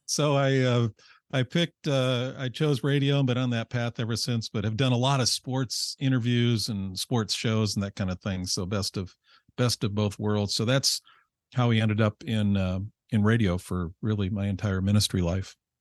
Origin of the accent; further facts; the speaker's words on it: Rochester, New York, United States; I grew up in upstate New York, Rochester